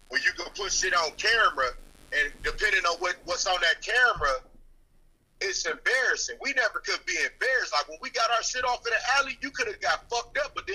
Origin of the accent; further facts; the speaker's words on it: Milwaukee, Wisconsin, United States; I'm from Milwaukee, dog